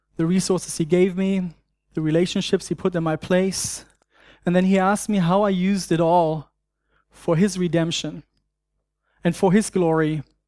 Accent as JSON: {"language": "English", "country": "Germany", "tie": "born or raised there", "accent": "German", "second_language": "English", "moved": "yes", "said": "I grew up in Germany"}